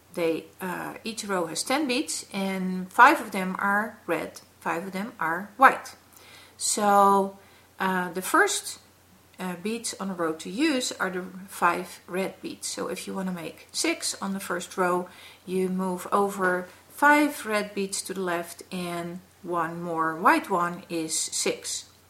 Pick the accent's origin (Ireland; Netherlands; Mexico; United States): Netherlands; we are from the Netherlands